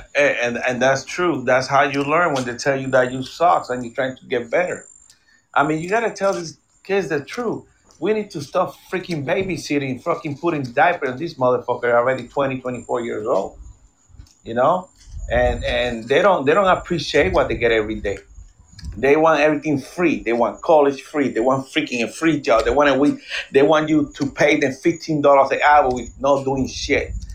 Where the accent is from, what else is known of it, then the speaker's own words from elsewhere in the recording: Puerto Rico; now in United States; I was raised in Puerto Rico